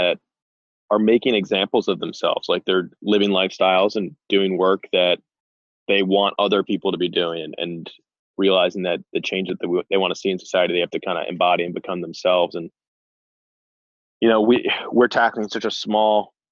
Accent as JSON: {"language": "English", "town": "Short Hills", "region": "New Jersey", "country": "United States", "tie": "born or raised there", "also_born_or_lived": "Morristown, New Jersey", "moved": "as an adult", "lives_now": "Idaho, United States"}